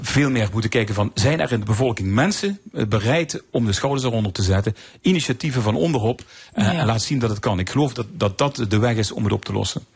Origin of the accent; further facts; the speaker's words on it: Netherlands; als Nederlander